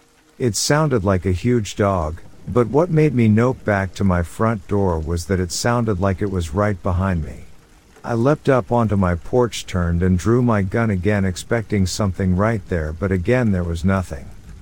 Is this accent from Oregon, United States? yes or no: yes; Oregon, United States; now in Las Vegas, United States; Me growing up in Oregon loved the rain, and for the past 10 years we lived in Vegas